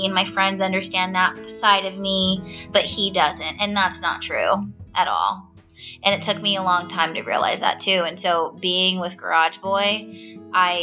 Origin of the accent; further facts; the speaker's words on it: Stockton, California, United States; now in Baltimore, United States; Stockton, California, my hometown.